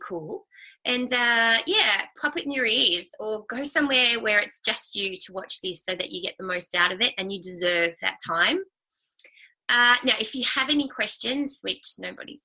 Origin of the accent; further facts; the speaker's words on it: Sydney, New South Wales, Australia; I grew up in Sydney, and I have had a sister and Mum and Dad